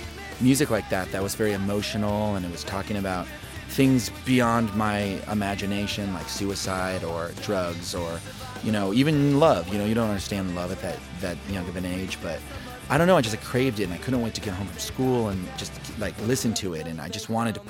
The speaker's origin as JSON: {"language": "English", "town": "Oklahoma City", "region": "Oklahoma", "country": "United States", "tie": "born or raised there", "also_born_or_lived": "Lubbock, Texas / Detroit, Michigan / Tulsa, Oklahoma", "said": "I was born in Lubbock, Texas, and then my family moved to Detroit, Michigan, and then we moved to Tulsa, Oklahoma, and then to Oklahoma City."}